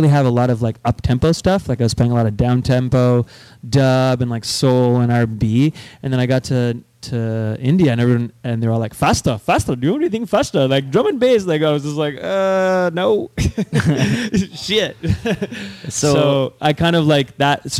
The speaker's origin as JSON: {"language": "English", "town": "Montreal", "region": "Quebec", "country": "Canada", "tie": "born or raised there", "said": "growing up in Montreal"}